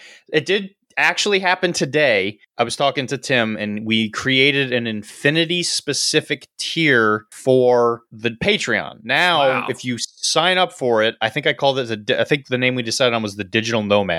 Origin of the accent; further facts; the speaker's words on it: Australia; So being an Aussie, obviously not everyone who listens to this is from Aussieland.